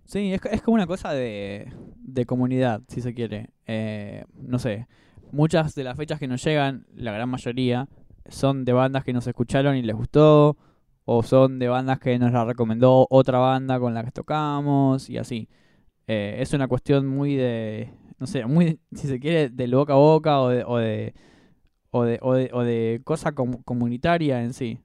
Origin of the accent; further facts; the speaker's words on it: José C. Paz, Buenos Aires Province, Argentina; now in Buenos Aires, Argentina; yo soy de José Paz. Eh, bueno, ahora vivo en Capital